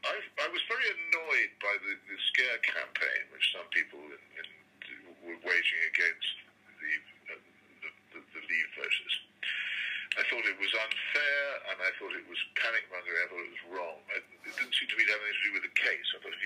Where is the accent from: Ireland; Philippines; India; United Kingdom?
United Kingdom; England